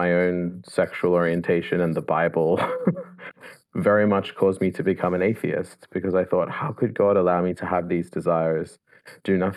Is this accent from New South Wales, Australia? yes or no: yes; Sydney, New South Wales, Australia; moved away as an adult; now in Oxford, United Kingdom; I'm from Sydney, Australia. Originally